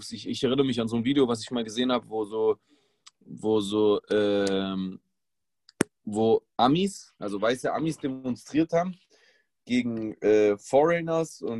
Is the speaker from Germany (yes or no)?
yes; Germany; Aber was zählt ist, ich bin Deutscher. Ich bin genauso ein Deutscher wie der, wie der, wie der Martin, der halt schon immer Deutscher war.